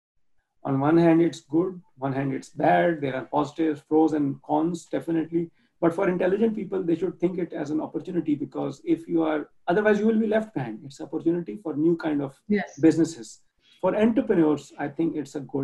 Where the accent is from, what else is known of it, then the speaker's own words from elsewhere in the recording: Pakistan; moved away as an adult; now in Germany; I grew up in Pakistan, it's not one of the richest countries, it's a developing nation.